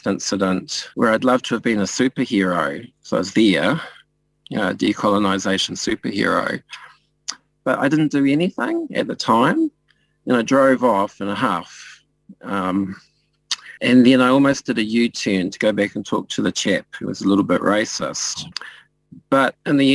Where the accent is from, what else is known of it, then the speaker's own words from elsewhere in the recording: New Zealand; being a Māori person in Aotearoa, you know, Aotearoa New Zealand